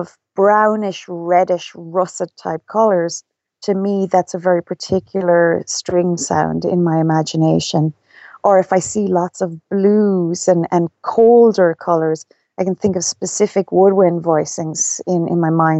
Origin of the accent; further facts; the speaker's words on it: Ireland; I'm Irish